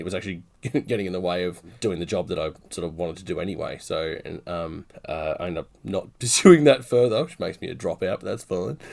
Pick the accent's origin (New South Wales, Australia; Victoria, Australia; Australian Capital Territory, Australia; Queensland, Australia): New South Wales, Australia; Newcastle; I'm from Newcastle, Australia, which is on the East Coast